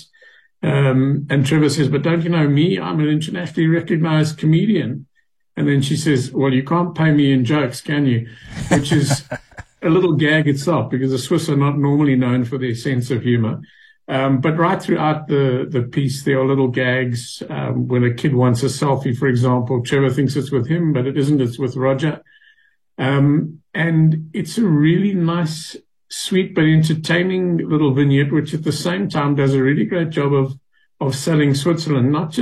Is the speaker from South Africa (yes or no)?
yes; South Africa